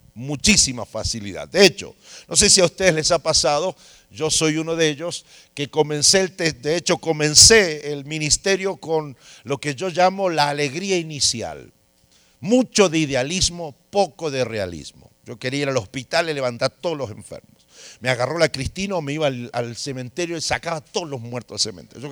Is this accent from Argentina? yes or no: yes; Argentina; en mi país